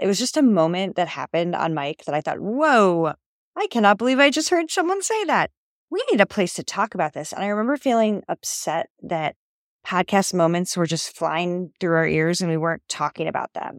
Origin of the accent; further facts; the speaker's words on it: Ohio, United States; moved away as an adult; also born or lived in Rome / New York City; I'm from Ohio, but I haven't lived there